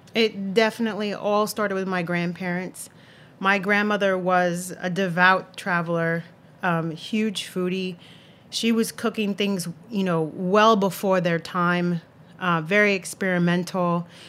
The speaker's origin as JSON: {"language": "English", "town": "Santa Cruz", "region": "California", "country": "United States", "tie": "born or raised there", "moved": "yes", "lives_now": "New York City, United States", "said": "I grew up in Santa Cruz, California, little beach town in Northern California in the Monterey Bay."}